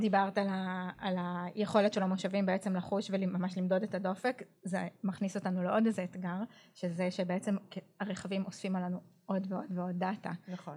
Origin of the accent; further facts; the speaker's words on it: Yagur, Haifa District, Israel; נולדתי בקיבוץ יגור